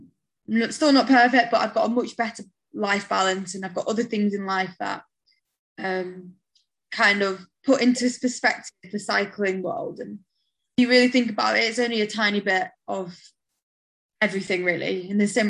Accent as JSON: {"language": "English", "country": "United Kingdom", "said": "as a Brit"}